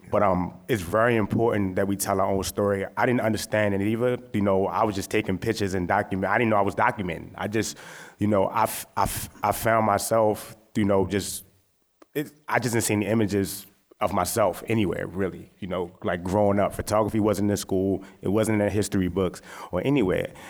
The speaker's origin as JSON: {"language": "English", "town": "Baltimore", "region": "Maryland", "country": "United States", "tie": "born or raised there", "said": "I'm from West Baltimore"}